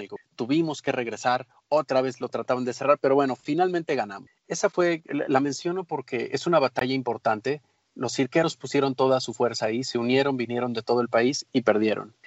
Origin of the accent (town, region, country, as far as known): Mexico